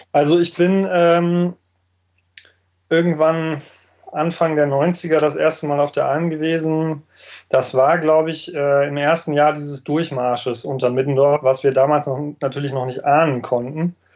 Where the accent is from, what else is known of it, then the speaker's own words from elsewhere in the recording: Werther, North Rhine-Westphalia, Germany; ich bin gebürtiger äh, Ostwestfale, äh, geboren und aufgewachsen äh, in einem Vorort, ähm, der Werther heißt